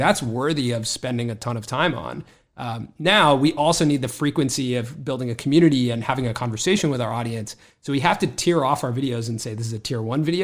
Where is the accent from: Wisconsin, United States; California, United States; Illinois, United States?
California, United States; Los Angeles; I grew up here in Los Angeles